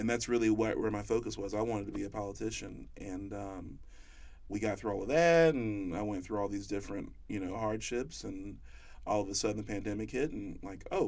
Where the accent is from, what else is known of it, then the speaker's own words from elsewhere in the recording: North Carolina, United States; also born or lived in Springfield, Massachusetts; I grew up in North Carolina. I was raised by a single mother